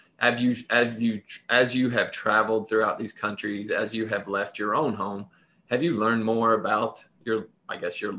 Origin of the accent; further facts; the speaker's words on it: Appalachia, United States; moved away; I've definitely called myself Appalachian much more after I left